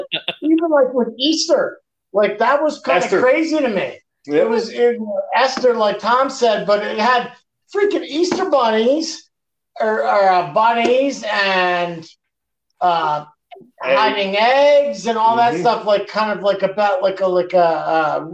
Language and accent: English; Canada; I'm from Canada, man.